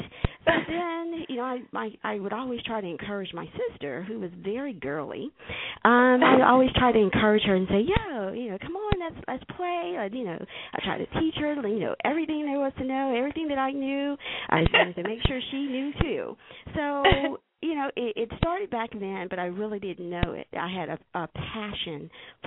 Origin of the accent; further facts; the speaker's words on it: Laurel, Mississippi, United States; I grew up in Laurel, Mississippi